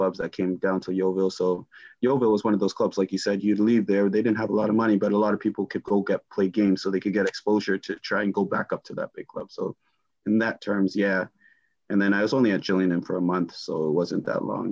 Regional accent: Toronto, Ontario, Canada; born or raised there; moved away as an adult; also born or lived in Germany / Ipswich, England

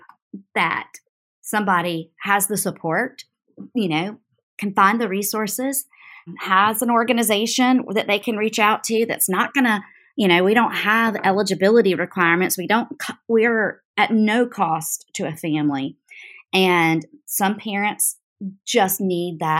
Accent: North Carolina, United States; now in South Carolina, United States; I'm from North Carolina

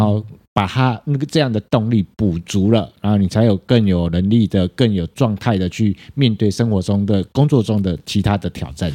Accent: Taiwan; 现在我们台湾人，因为年龄， 年龄层越来越大

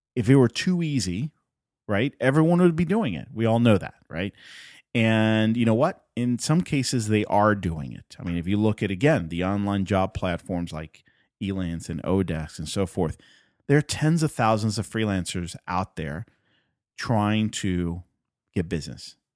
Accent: Puerto Rico; first language Spanish; English is a second language; I'm from Puerto Rico. Spanish is my first language

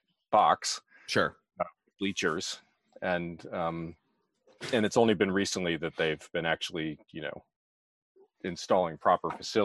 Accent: Germantown, Maryland, United States; I grew up in Germantown, Montgomery County, and I don't get up there very much because my family doesn't live there anymore.

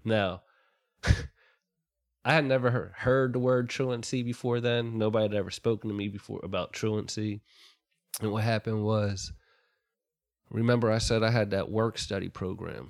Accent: Ambler, Pennsylvania, United States; born or raised there

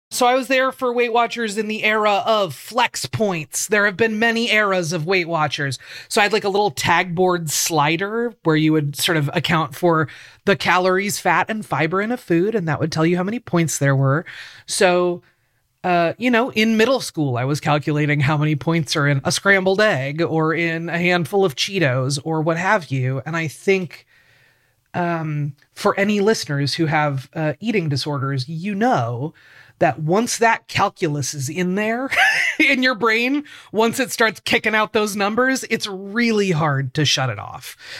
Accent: Portland, Oregon, United States; I grew up in Portland, Oregon. I still live in Portland, Oregon.

